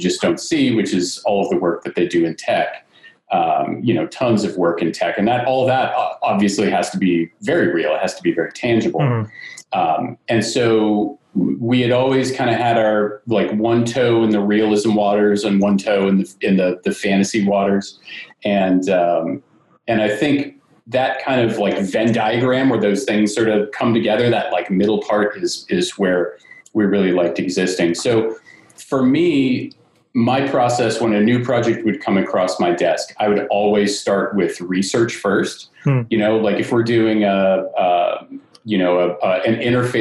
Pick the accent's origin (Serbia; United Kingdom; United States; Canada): United States; Northern Virginia; moved away as an adult; also born or lived in Richmond, Virginia / New York City; I'm originally from Northern Virginia area and I went to school in Richmond at VCU